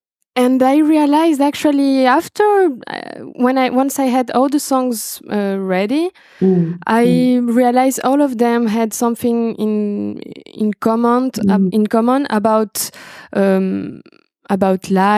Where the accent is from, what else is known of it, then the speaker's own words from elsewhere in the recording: Argentina; English is a second language; also born or lived in Brazil; because I'm from Brazil and I grew up in Argentina. And I have a very special relationship with languages.